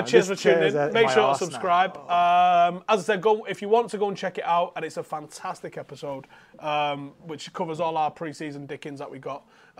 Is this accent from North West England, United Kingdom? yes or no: yes; Droylsden, North West England, United Kingdom; So obviously, I'm from Drawsden.